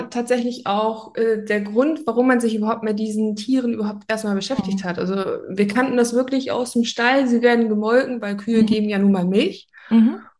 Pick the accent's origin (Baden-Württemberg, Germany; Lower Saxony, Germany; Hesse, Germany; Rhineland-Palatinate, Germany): Lower Saxony, Germany; Oldenburg; ich bin 34 Jahre alt. Ich komme aus dem wunderschönen Oldenburg, ganz im Norden von Deutschland.